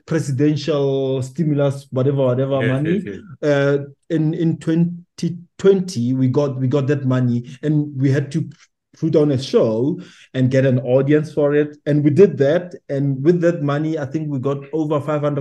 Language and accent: English; Pretoria, Gauteng, South Africa; now in Johannesburg, South Africa; I'm based in Johannesburg as much as I'm from Pretoria, but I'm based in Johannesburg